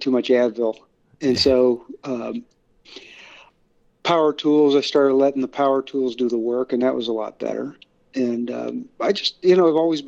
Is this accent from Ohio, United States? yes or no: yes; Northeast Ohio, United States; I grew up in right where I live in Northeast Ohio, about midway between Cleveland and Pittsburgh